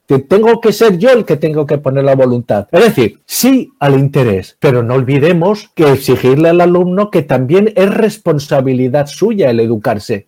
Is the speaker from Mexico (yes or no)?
no; Navarre, Spain; yo soy de Navarra